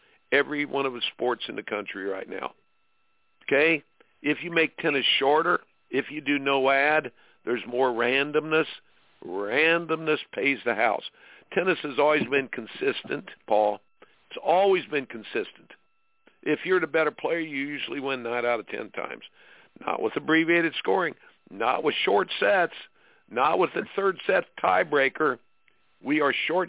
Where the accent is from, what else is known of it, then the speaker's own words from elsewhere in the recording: Indiana, United States; I grew up in Indiana